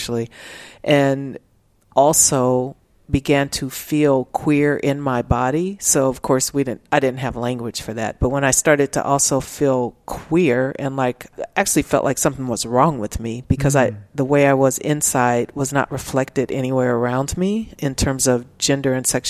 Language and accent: English; Los Angeles, California, United States; moved away as an adult; now in Austin, United States; I grew up in South Central